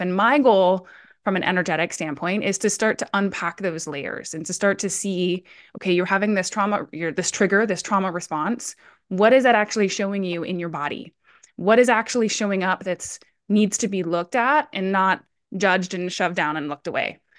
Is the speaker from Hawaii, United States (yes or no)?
yes; Hawaii, United States; also born or lived in Colorado; now in Oregon, United States; originally I'm actually born and raised in Hawaii. Uh, I lived in Colorado for fifteen years, and I'm now based out of Oregon.